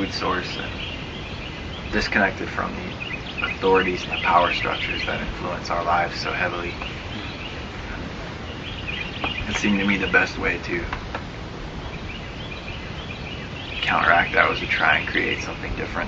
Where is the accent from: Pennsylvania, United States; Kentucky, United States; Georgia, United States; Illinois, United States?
Georgia, United States; Atlanta; now in North Carolina, United States; I grew up in Atlanta